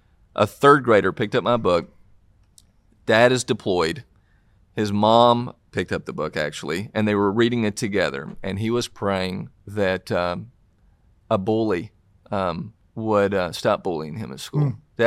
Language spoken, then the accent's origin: English; Tennessee, United States; accent: Southern; from Tennessee, and obviously from my accent, you can tell I'm from the South in this.